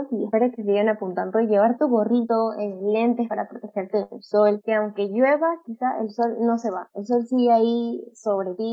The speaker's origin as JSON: {"language": "Spanish", "region": "Lima", "country": "Peru", "said": "como limeña"}